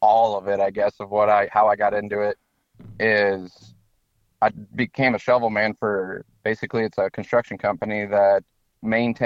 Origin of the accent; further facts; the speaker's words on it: Mitchell, South Dakota, United States; moved away; I grew up in Mitchell, South Dakota